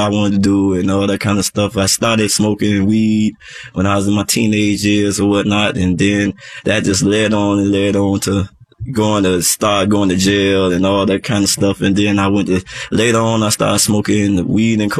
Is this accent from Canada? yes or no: no; Miami, Florida, United States; I was born in Miami, Florida. I'm a native